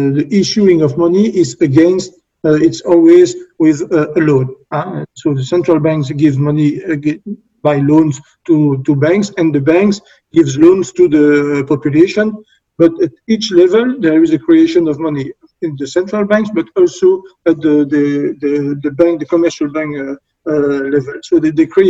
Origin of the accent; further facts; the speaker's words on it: Belgium; I'm from Belgium.